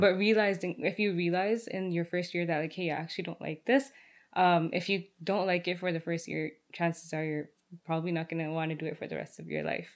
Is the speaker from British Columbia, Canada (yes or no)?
no; Brampton, Ontario, Canada; also born or lived in Rexdale, Ontario; I was born in Rexdale, raised in Brampton, like every other Brampton kid